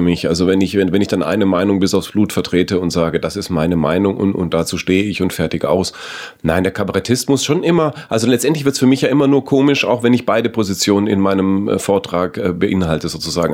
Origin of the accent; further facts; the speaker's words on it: Southern Germany, Germany; bei mir in, in meiner süddeutschen Kommune